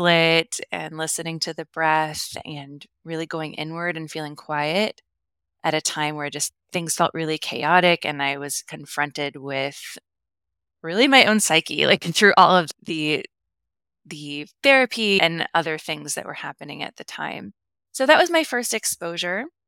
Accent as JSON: {"language": "English", "region": "the Midwest of the US", "country": "United States", "tie": "born or raised there", "lives_now": "Kansas City, United States", "said": "I grew up in the Midwest of the U S, so in the Bible Belt"}